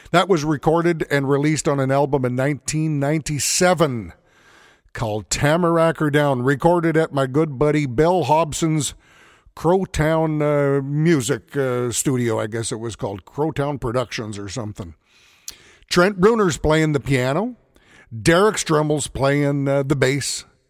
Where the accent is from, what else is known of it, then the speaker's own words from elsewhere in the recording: Edmonton, Alberta, Canada; also born or lived in Morinville, Alberta; being born and raised in the Edmonton area